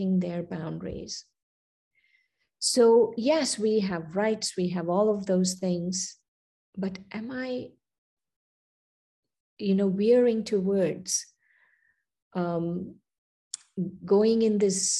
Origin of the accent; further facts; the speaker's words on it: India; moved away; I was born and raised in India, then I came here.